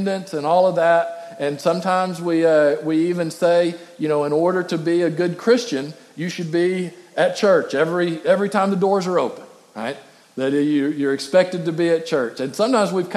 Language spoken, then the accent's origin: English; West Texas, United States; growing up in West Texas